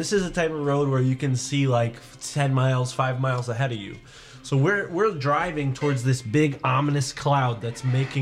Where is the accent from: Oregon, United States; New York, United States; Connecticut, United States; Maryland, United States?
Connecticut, United States; We're from Connecticut